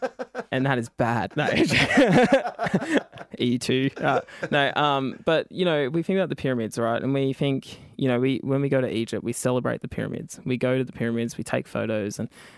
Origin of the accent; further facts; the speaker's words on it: New South Wales, Australia; I knew I was from Kamilaroi country